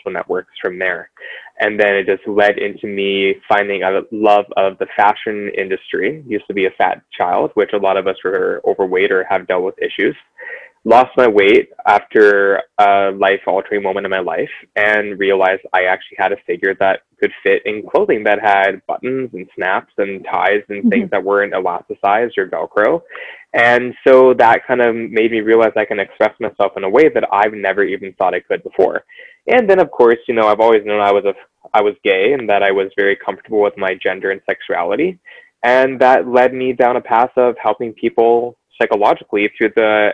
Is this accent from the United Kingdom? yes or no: no; Vancouver, British Columbia, Canada; growing up in Vancouver